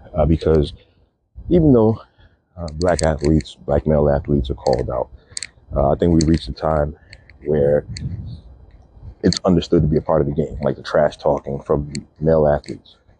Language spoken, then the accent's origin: English; New York City, New York, United States; I grew up in Brooklyn playing a lot of pickup basketball games